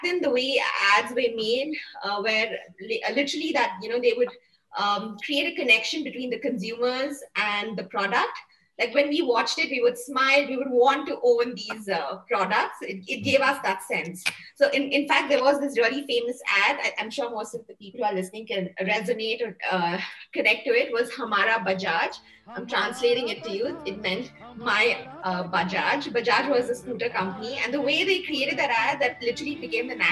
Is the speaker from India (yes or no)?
yes; Bangalore, Karnataka, India; also born or lived in Coorg; I'm from Coorg and basically grew up in Bangalore